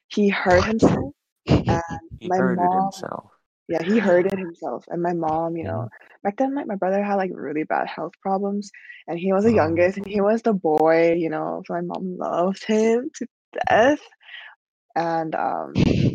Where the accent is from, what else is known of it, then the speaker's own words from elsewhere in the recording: Los Angeles, California, United States; my hometown is Los Angeles, California. I've never moved out from this exact apartment. I've been here my entire life